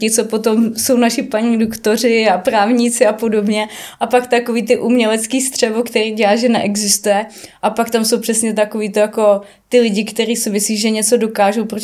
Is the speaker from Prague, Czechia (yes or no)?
no; Ústí nad Labem, Ústí nad Labem Region, Czechia; já pocházím z Ústí leží nad labem, to je drsnej sever sám o sobě